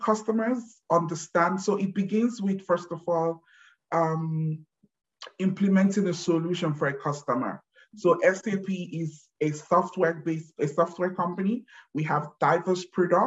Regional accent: Nigeria; moved away as an adult; now in Germany; I have been living in Germany for the last 16 years, but born and bred, born and raised in Nigeria

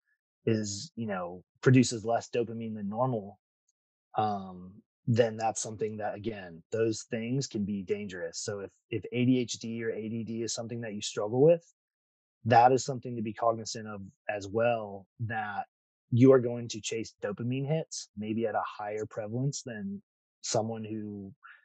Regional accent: Ohio, United States; moved away as an adult; now in Florida, United States; I grew up in Ohio

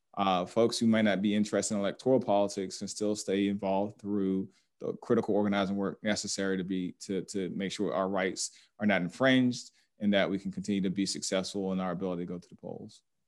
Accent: Atlanta, Georgia, United States; I'm a native of Atlanta, born and raised here

